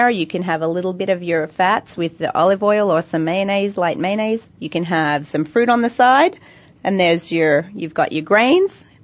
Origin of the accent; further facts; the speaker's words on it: Australia; I'm Australian.